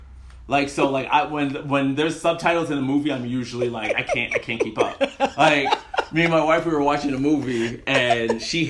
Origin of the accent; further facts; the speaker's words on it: San Jose, California, United States; also born or lived in Alabama / Nigeria / London / Calgary; now in Los Angeles, United States; I'm born in Alabama. I spent a little time in Nigeria and London before. Mm-hmm. I was pretty much raised in San Jose, California, Bay Area.